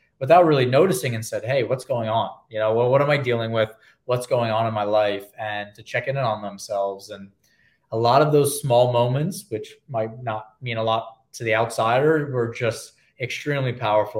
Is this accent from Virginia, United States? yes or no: no; New York, United States; I'm a New Yorker